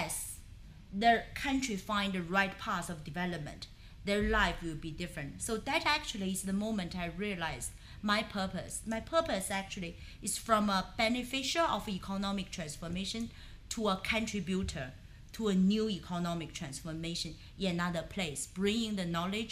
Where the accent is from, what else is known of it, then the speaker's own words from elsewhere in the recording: China; moved away; the year I was born in China